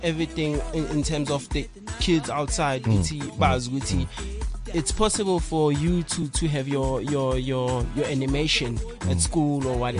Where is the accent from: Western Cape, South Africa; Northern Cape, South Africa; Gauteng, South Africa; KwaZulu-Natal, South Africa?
Gauteng, South Africa; Katlehong; I'm from the East. Katlehong